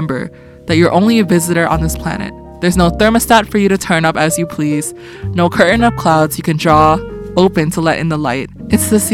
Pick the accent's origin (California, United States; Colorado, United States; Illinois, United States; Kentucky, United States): California, United States; also born or lived in Boston; growing up in California